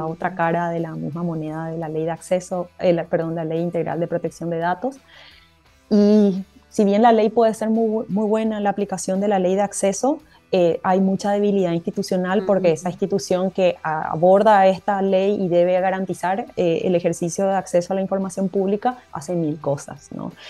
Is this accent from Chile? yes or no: no; Paraguay; first language Guarani; en guaraní lo decíamos así, que, que, bueno, es nuestro idioma materno y es nuestro idioma principal en el país